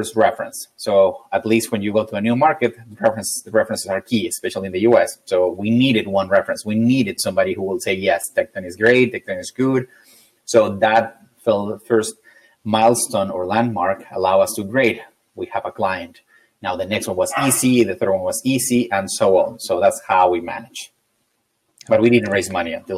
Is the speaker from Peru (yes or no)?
yes; Peru; moved away as an adult; also born or lived in Wisconsin; now in San Francisco, United States; I'm originally from Peru. I was born there